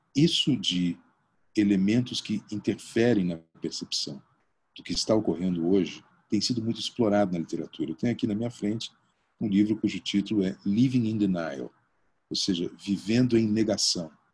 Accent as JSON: {"language": "Portuguese", "town": "Porto Alegre", "region": "Rio Grande do Sul", "country": "Brazil", "also_born_or_lived": "Bagé", "moved": "yes", "said": "Eu passei todas as minhas férias quando morava em Porto Alegre, né, eu sou, eu sou gaúcho"}